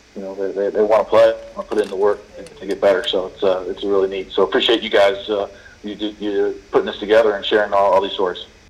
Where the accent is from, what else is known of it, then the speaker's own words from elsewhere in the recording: Bay Area, Northern California, United States; I grew up in Northern California uh, in the Bay Area.